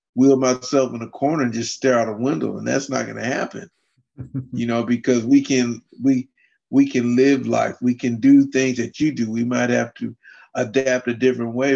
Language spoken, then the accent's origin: English; Fairbanks, Alaska, United States; I grew up and lived in Fairbanks, Alaska